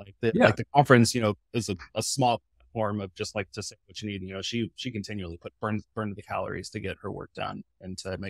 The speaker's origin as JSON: {"language": "English", "region": "Midwest", "country": "United States", "said": "remember, I came from the Midwest."}